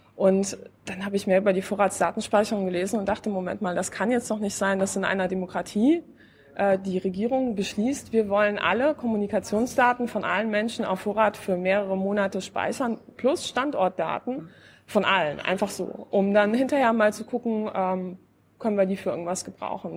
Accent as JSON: {"language": "German", "country": "Poland", "moved": "yes", "lives_now": "Berlin, Germany", "said": "ich komme ja aus Polen"}